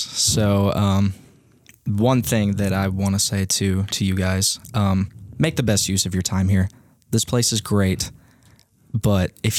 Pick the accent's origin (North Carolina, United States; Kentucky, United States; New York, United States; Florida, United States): Kentucky, United States; Madisonville; High school is Madisonville, North Hopkins.